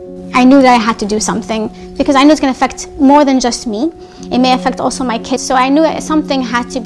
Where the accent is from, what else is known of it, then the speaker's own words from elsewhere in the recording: Palestine; now in United States; Having grown up as a Palestinian, I know firsthand the oppression and the struggle that Palestinians face on a daily basis.